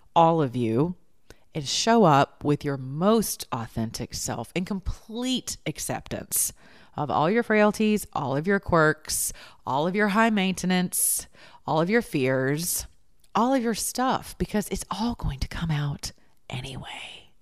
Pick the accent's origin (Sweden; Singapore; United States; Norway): United States; the South; we're from the South